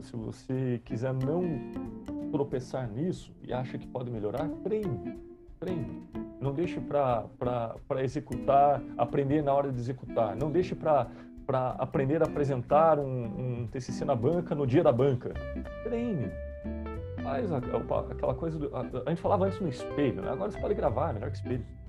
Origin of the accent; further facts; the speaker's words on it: South Region, Brazil; accent: sotaque carregado do sul, do interior; Eu posso falar com esse to, sotaque carregado aqui do, do sul, do interior